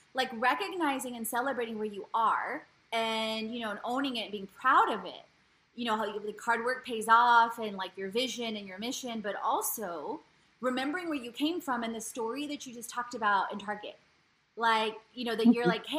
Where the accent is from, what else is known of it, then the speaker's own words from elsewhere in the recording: Poland; now in United States; I was born in Poland, and my mom's Polish, and my dad's Bulgarian